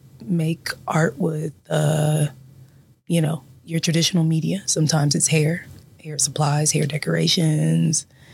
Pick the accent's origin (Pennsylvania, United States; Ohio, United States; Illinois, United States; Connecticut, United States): Ohio, United States; Columbus; also born or lived in Dayton, Ohio / Cincinnati, Ohio; And I am from Columbus, Ohio, graduate of Columbus East High School. Go Tigers. and I migrated to the Dayton area in 2003 when I became a freshman at Central State University